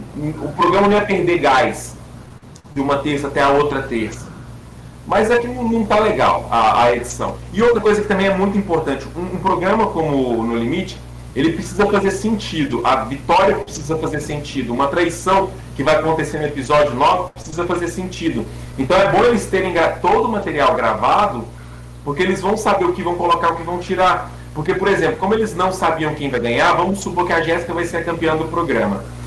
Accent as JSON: {"language": "Portuguese", "country": "Brazil", "said": "eu passei como brasileiro"}